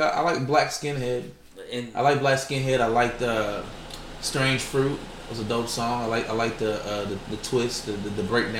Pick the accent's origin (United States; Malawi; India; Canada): United States; New Albany, Indiana; I'm from New Albany, bro.